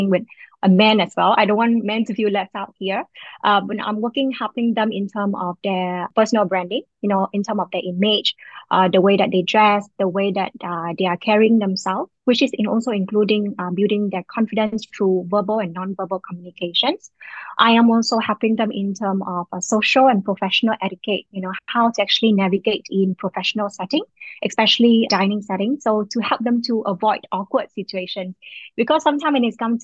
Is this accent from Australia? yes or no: no; Vietnam; moved away as an adult; now in Singapore; I was from Vietnam, but I've been living in Singapore for the last 18 years, and I've now become Singaporean